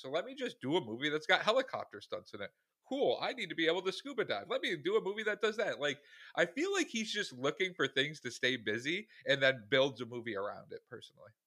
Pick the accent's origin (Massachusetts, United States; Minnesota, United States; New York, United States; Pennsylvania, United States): New York, United States; Syracuse; we are from Syracuse, New York